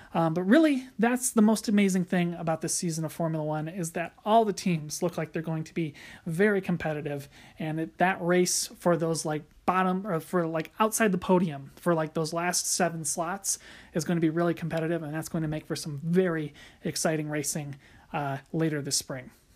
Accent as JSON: {"language": "English", "country": "United States", "said": "as an American F one fan"}